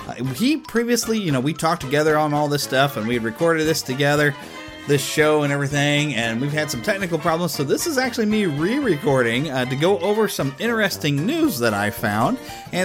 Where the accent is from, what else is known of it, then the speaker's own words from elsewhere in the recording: Kansas City, Missouri, United States; my hometown of Kansas City